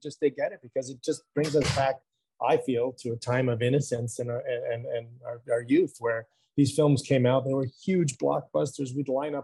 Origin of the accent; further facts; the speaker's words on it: Montreal, Quebec, Canada; moved away; also born or lived in Vancouver / Los Angeles; I was raised in Montreal, then I moved to Vancouver in the 90s, and then LA for 25 years. So I moved back to Canada 6 years ago